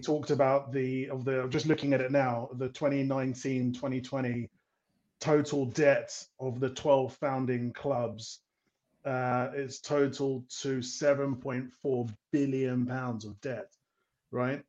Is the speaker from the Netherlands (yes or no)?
no; London, United Kingdom; moved away as an adult; also born or lived in Europe / Africa; obviously I'm from London, but I lived in Europe for several years, and I lived in Africa for for five years